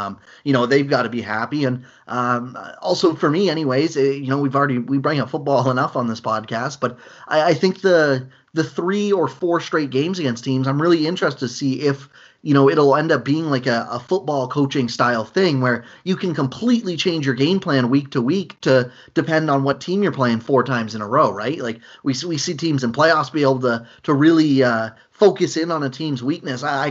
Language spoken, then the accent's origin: English; Canada; we're all from Canada